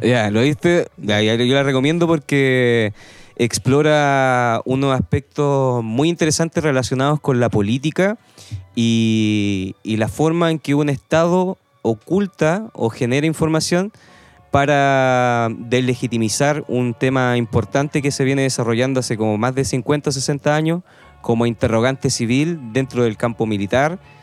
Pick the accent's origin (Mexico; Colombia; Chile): Chile; Nosotros como chilenos